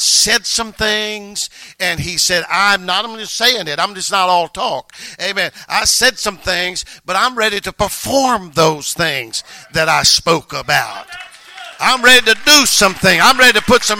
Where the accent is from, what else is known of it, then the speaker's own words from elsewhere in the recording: North Louisiana, United States; moved away as an adult; now in Maryland, United States; we're both from North Louisiana.